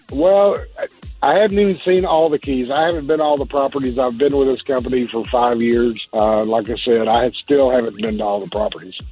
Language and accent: English; Texas, United States; accent: southern drawl; moved away as an adult; I am from Texas